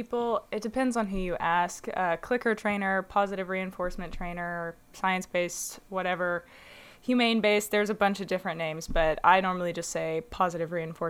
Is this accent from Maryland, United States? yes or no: no; Little Rock, Arkansas, United States; Yes, I was born and raised in Little Rock, Arkansas, and I decided when I was younger that I just was not a huge fan of the southern accent, so went ahead and opted to not have one.